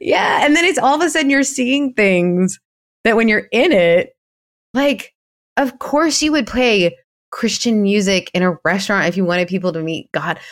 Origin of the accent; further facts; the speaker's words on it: Canada; being Canadian